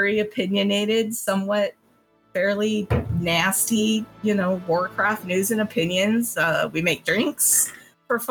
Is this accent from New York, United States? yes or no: no; San Diego, California, United States; moved away as an adult; now in Chicago, United States; I grew up in San Diego